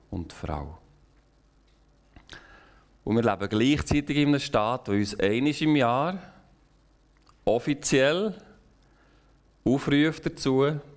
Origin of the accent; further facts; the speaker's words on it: Switzerland; wir können als Schweizer, als vielleicht als ganze westliche Kultur eigentlich nur noch beten.